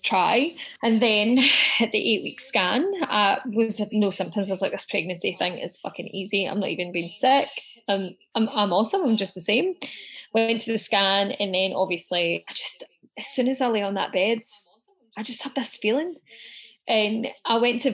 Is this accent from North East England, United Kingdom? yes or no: no; Scotland, United Kingdom; now in Melbourne, Australia; I'm originally from Scotland